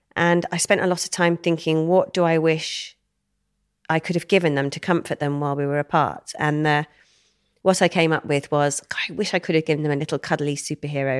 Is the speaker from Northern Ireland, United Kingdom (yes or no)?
no; Wem, West Midlands, United Kingdom; I grew up in Shropshire, little town near Shrewsbury called Wem